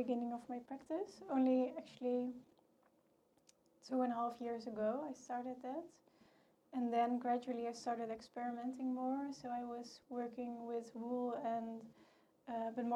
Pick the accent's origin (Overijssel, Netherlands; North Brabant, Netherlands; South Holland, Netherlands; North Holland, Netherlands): North Brabant, Netherlands; Tilburg; I'm from Tilburg, which is the textile city.